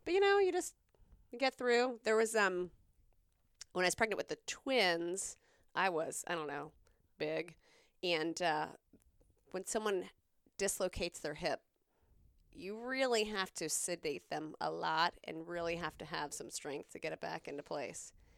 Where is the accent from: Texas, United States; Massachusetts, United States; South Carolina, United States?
South Carolina, United States; I grew up in South Carolina.